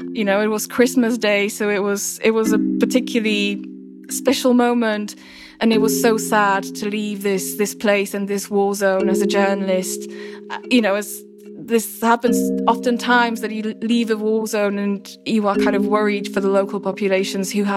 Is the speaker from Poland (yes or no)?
no; Slovakia; my home country, Slovakia